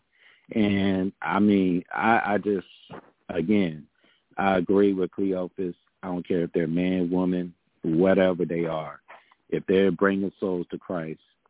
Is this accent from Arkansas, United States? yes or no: yes; Arkansas, United States; moved away; my pastors and my leaders from my hometown church back home in Arkansas